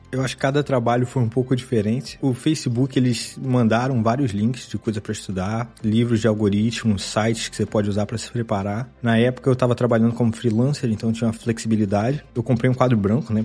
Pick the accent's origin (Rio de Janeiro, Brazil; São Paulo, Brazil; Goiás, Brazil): Rio de Janeiro, Brazil; Miguel Pereira; moved away as an adult; also born or lived in Juiz de Fora; now in Stockholm, Sweden; Eu sou de uma cidade bem pequena do interior do Rio, chamada Miguel Pereira